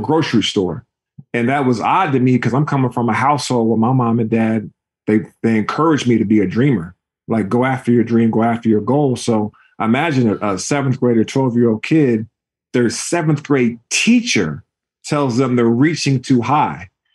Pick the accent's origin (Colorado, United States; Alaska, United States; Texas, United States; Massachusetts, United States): Alaska, United States; Juneau; moved away as an adult; also born or lived in Washington, D.C.; I was a kid growing up in Juneau, Alaska